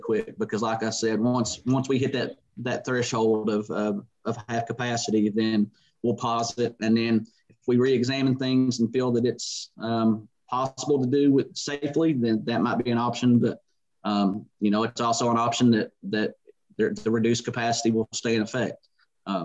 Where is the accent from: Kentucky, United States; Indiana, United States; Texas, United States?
Kentucky, United States; southeastern; I was born and raised here